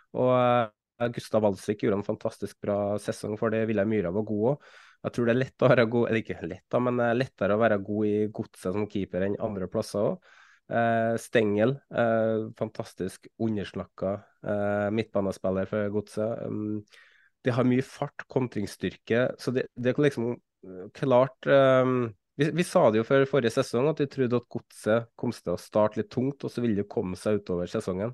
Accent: Trøndelag, Norway; for meg som trønder

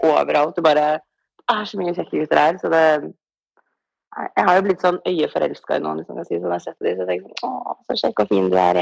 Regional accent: Tromsø, Troms, Norway; moved away as an adult; now in Los Angeles, United States; når jeg går ut i gata hjemme i Tromsø

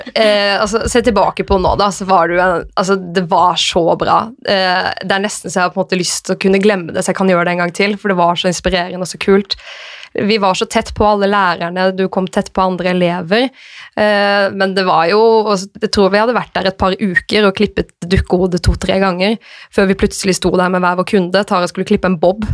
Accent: Arendal, Agder, Norway; moved away as an adult; now in Oslo, Norway; så jeg gikk først noen måneder hjemme i Arendal før jeg flyttet til Oslo

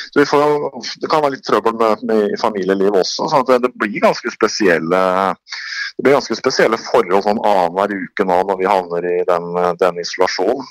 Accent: Sandefjord, Vestfold, Norway; jeg er fra Sandefjord

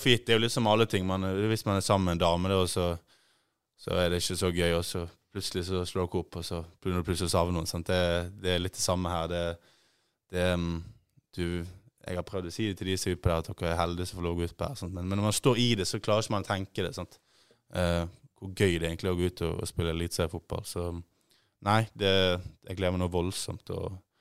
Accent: Bergen, Vestland, Norway; moved away; also born or lived in Ålesund; Født i Ålesund, oppvokst i Bergen

